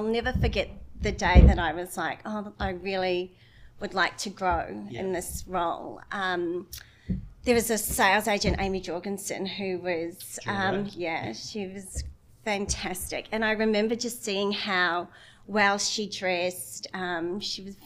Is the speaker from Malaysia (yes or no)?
no; Russell, Northland, New Zealand; now in Brisbane, Australia; I'm originally from the Bay of Islands, so it's at the very top of the North Island